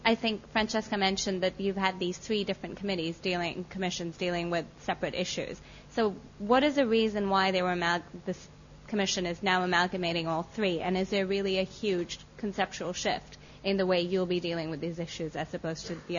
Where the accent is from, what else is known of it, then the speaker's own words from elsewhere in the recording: Pakistan; moved away; I'm from Pakistan